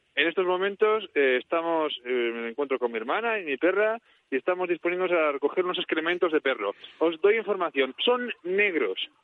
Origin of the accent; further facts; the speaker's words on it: Manises, Valencian Community, Spain; un mítico cartel de mi pueblo